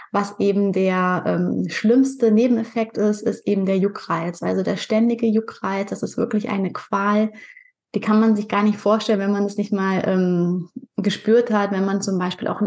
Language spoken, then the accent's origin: German; Pinneberg, Schleswig-Holstein, Germany; Ich komme aus Pinneberg. Das ist bei Hamburg, also im hohen Norden von Deutschland.